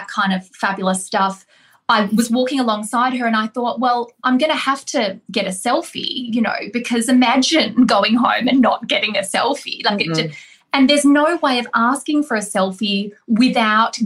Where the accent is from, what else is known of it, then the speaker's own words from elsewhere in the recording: Australia; I'm Australian